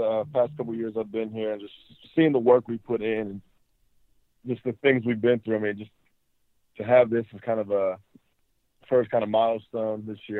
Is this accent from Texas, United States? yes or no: no; Pittsburgh, Pennsylvania, United States; I mean, I'm from Pittsburgh. I like to go back, spend time with family during that time.